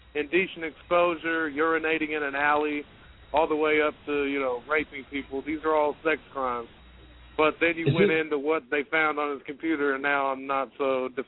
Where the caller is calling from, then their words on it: Indianapolis, Indiana, United States